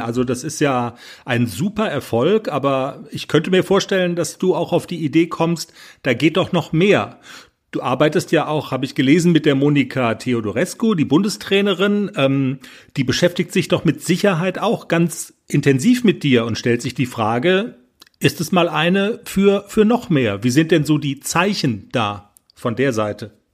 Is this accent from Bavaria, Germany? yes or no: no; Black Forest, Baden-Württemberg, Germany; Da kommen wir auch her, aus dem Schwarzwald